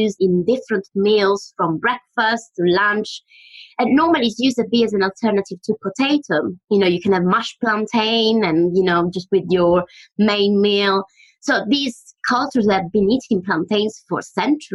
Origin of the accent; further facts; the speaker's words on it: Mesagne, Apulia, Italy; moved away; I was born in Italy, in a little town in the south of Italy called Mesagna, where really food was the heart of the home and conversation, to be honest. I've grown up with a lot of good food and family around me